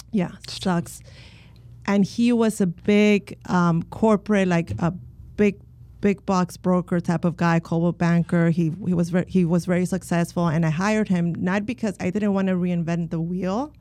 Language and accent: English; Miami, Florida, United States; also born or lived in Colombia; now in Orlando, United States; I was born in Colombia, and my mom immigrated from Colombia when I was eight. So I was raised in Miami